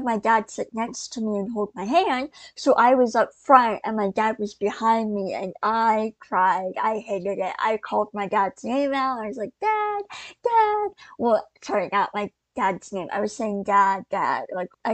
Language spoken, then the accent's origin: English; Georgia, United States